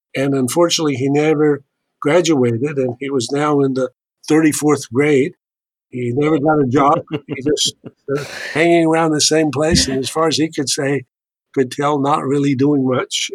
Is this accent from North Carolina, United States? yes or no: yes; Charlotte, North Carolina, United States; moved away; I'm a proud Tar Heel, uh, I was born in Charlotte, North Carolina.